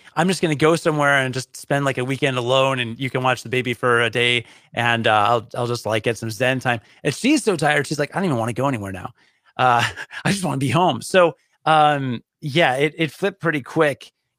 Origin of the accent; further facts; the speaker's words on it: Boston, Massachusetts, United States; And I'm from Boston.